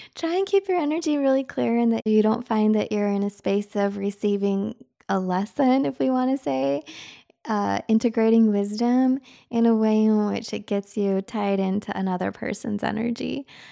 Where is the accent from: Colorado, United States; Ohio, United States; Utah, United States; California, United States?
Utah, United States; moved away; also born or lived in Michigan; I grew up in Utah